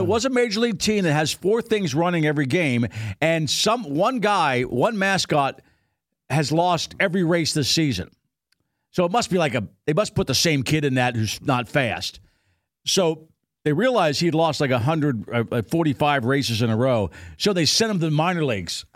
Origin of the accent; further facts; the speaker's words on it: Pennsylvania, United States; moved away; twenty air miles from my hometown. It's, uh, East Pennsborough Township, so I know that area